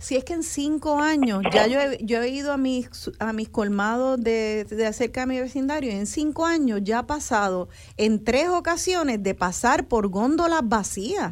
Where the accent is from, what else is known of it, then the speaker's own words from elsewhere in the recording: Puerto Rico; nosotros como, como boricuas